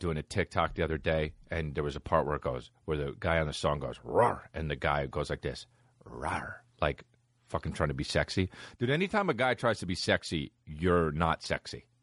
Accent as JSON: {"language": "English", "region": "New Jersey", "country": "United States", "said": "I'm from New Jersey, and I love New Jersey"}